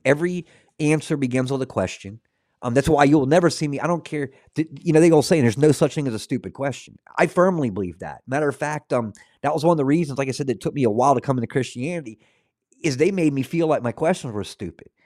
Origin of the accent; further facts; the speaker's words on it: Scotland, United Kingdom; being Scottish